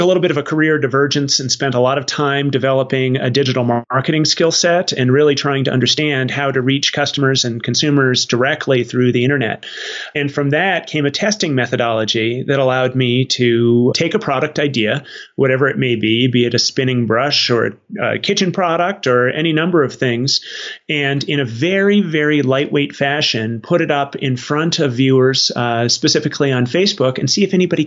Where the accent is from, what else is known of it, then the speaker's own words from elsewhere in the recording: Arizona, United States; I grew up in Arizona